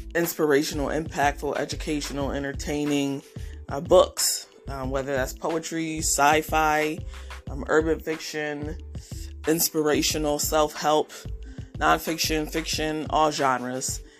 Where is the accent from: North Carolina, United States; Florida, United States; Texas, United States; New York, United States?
New York, United States; Rochester; Rochester, New York, which is my hometown.